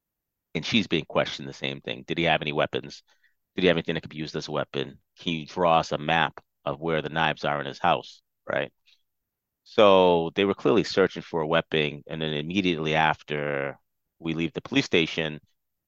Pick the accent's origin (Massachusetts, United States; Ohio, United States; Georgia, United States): Massachusetts, United States; Fall River; also born or lived in Providence, Rhode Island; I'm from Fall River, Massachusetts.